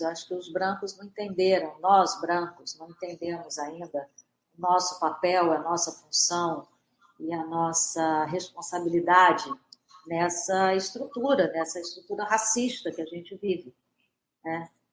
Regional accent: Brazil; somos brasileiros

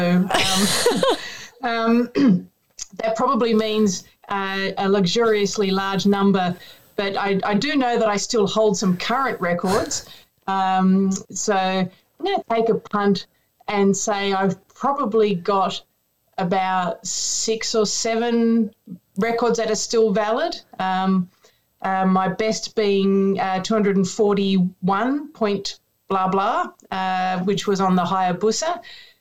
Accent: Australia; even in Australia, we talk kilometers

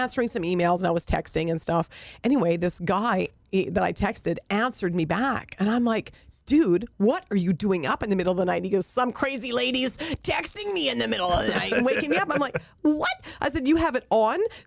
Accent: Rossland, British Columbia, Canada; moved away; my hometown of Rossland

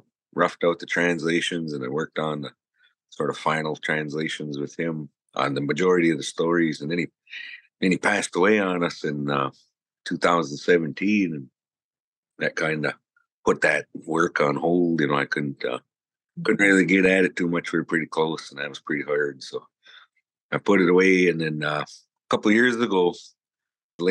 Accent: Lac Courte Oreilles Ojibwe Reservation, Wisconsin, United States; I come from the Lac Courte Oreilles Ojibwe Reservation

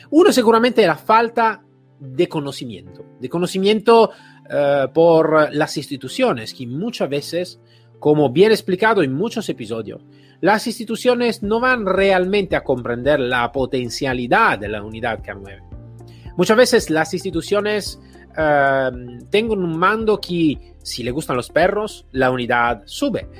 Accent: Italy; accent: Italian; Spanish is a second language; now in Spain; soy italiano, como claramente podéis escuchar en mi acento

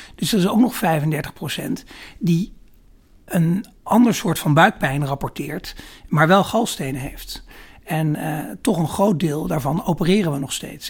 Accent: Holten, Overijssel, Netherlands; moved away as an adult; also born or lived in Rotterdam / Amsterdam / Groningen; ik ben opgegroeid in, eh, in Holte. Daar ben ik geboren en getogen. Dat is in het oosten van Nederland, voorbij Deventer.

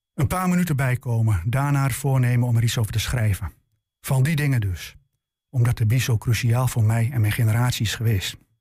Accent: Enschede, Overijssel, Netherlands; de Enschedese volkswijk waar ik opgroeide

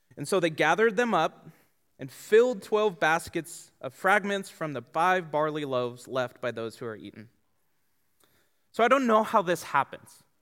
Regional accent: Tucson, Arizona, United States; also born or lived in San Diego; I grew up here in Tucson

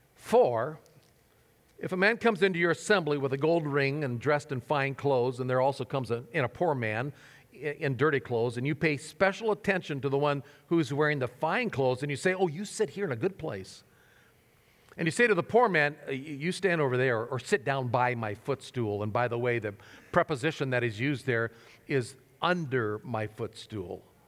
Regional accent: Nebraska, United States; moved away; my home state of Nebraska

